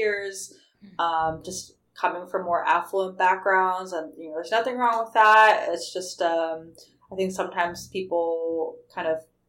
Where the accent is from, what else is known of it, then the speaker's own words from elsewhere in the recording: Salt Lake City, Utah, United States; moved away as an adult; now in La Jolla, United States; I grew up in Salt Lake City, Utah, to two immigrant parents